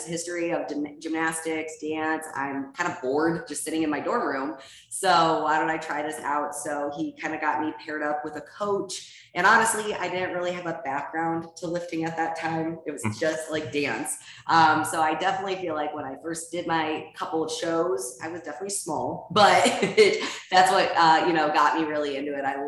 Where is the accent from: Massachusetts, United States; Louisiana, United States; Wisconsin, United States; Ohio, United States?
Ohio, United States; moved away as an adult; now in Scottsdale, United States; I'm originally from Ohio and we moved to Scottsdale, Arizona a couple of years ago during COVID